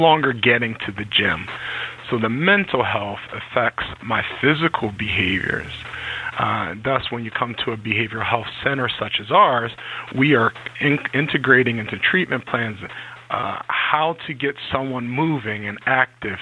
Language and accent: English; Philadelphia, Pennsylvania, United States; moved away as an adult; also born or lived in Reading, Pennsylvania; now in Connecticut, United States; I grew up in Philadelphia, PA